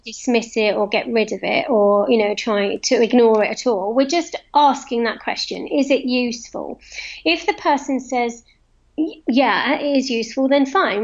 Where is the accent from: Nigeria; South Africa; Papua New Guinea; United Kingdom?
United Kingdom; London; moved away as an adult; now in Cotswolds, United Kingdom; I moved from London. I was a Londoner, and I still am a Londoner, but I moved from London to the Cotswolds to live about 10 years ago.